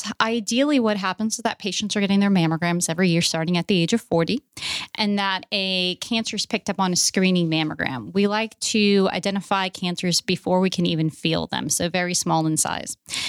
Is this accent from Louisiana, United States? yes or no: yes; Louisiana, United States; born there; Well, I was born in Louisiana and I kind of moved around a lot across the country.